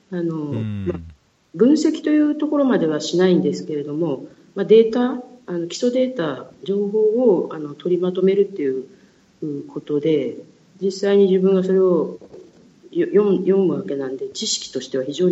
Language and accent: Japanese; Kyushu, Fukuoka, Japan; 私、九州出身、福岡出身